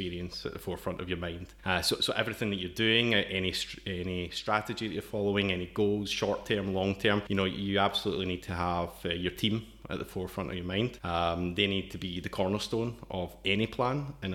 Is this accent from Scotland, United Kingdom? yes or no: yes; Scotland, United Kingdom; accent: Scottish; moved away as an adult; now in Brno, Czech Republic; From the accent, you can tell I'm originally from Scotland